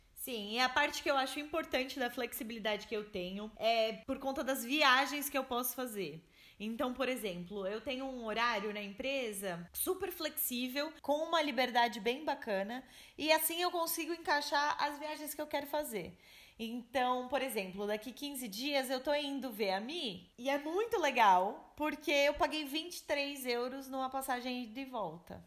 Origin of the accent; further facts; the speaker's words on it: São Paulo, Brazil; moved away as an adult; nós que somos de São Paulo